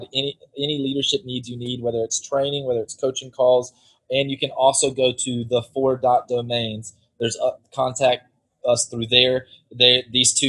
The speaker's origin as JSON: {"language": "English", "town": "Whiteville", "region": "North Carolina", "country": "United States", "tie": "born or raised there", "also_born_or_lived": "Western Oklahoma", "accent": "North Carolina", "moved": "yes", "lives_now": "Central Florida, United States", "said": "I'm from this tiny little town called Whiteville, North Carolina, in Columbus County, in the southeast corner of the state"}